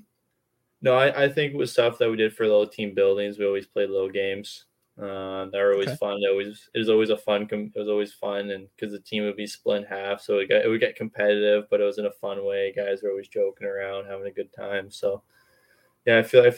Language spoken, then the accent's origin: English; Vancouver, British Columbia, Canada; I grew up here in Metro Vancouver, and my grandparents lived in Vancouver too